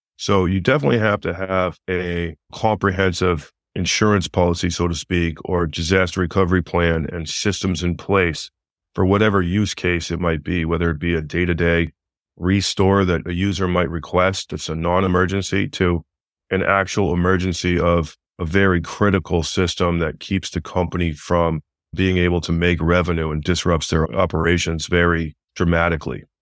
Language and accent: English; Northern Vermont, United States; moved away as an adult; also born or lived in Massachusetts; I'm from Northern Vermont. I used to work for my father, who was a builder